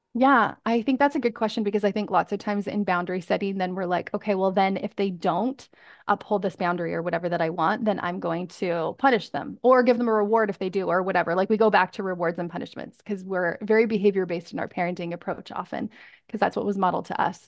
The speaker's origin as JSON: {"language": "English", "country": "Canada", "moved": "as an adult", "said": "I'm from Canada"}